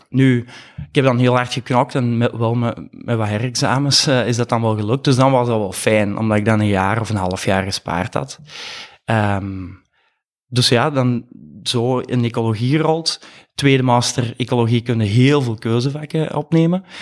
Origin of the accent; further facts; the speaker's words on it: Mol, Flanders, Belgium; moved away as an adult; also born or lived in Leuven / Antwerp; ben afkomstig van de Kempen, van Mol, opgegroeid